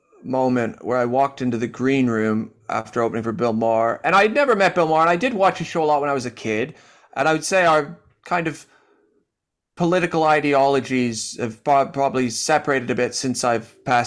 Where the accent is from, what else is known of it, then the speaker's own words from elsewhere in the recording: Canada; moved away; I've made this my home after living here for 12 years. And I moved from Canada, and lots of my best friends are still in Canada. My family's there.